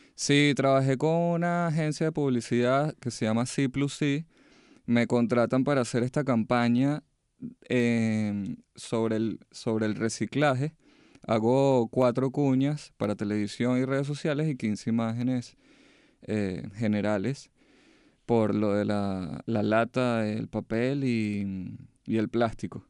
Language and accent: Spanish; Venezuela; moved away as an adult; now in United States; mi país en alto de donde vengo